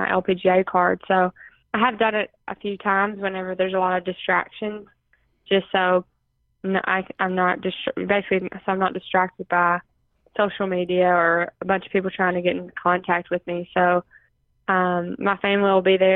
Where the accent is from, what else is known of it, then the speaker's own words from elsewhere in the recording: Princeton, Kentucky, United States; my hometown's really supportive